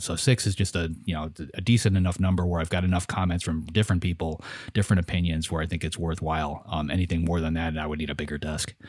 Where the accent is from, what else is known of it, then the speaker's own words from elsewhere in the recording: United States; I'm an American